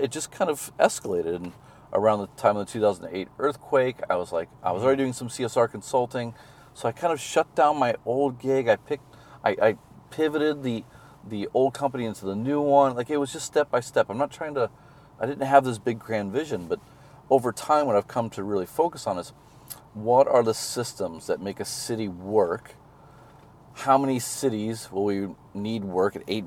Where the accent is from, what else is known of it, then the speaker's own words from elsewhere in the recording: Missouri, United States; moved away as an adult; also born or lived in Japan; now in China; I'm from Missouri